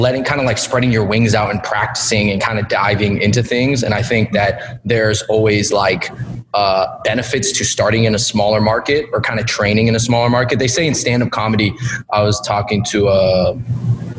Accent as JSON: {"language": "English", "town": "Kent", "region": "Washington", "country": "United States", "tie": "born or raised there", "moved": "as an adult", "lives_now": "New York, United States", "said": "we grew up in the south part of Seattle, particularly a place called Kent"}